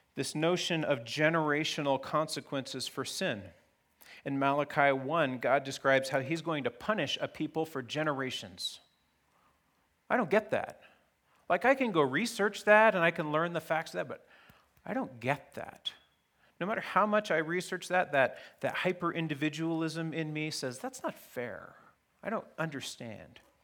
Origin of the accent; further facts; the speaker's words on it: Fairbanks, Alaska, United States; I grew up in Fairbanks, Alaska, in the nineteen seventies and eighties